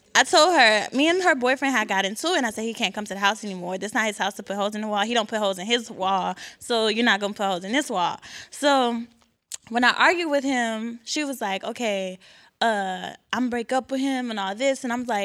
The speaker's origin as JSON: {"language": "English", "town": "Houston", "region": "Texas", "country": "United States", "said": "I'm from Houston, Texas, and I'm a psychology major."}